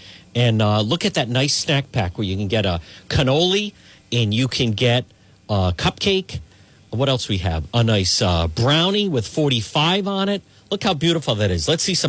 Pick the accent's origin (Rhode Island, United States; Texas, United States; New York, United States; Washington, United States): Rhode Island, United States; Cranston; growing up in Edgewood, I grew up on Ferncrest Avenue, right down your Broad Street as I'm heading towards the water.